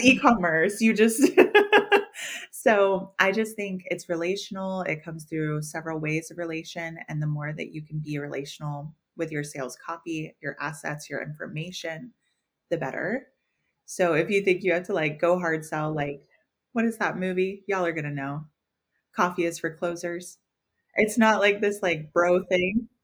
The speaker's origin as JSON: {"language": "English", "region": "the South", "country": "United States", "said": "We're all from the South."}